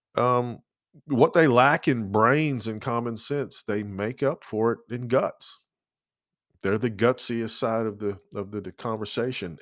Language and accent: English; Georgia, United States; now in Lynchburg, United States; growing up in Georgia and growing up on the coast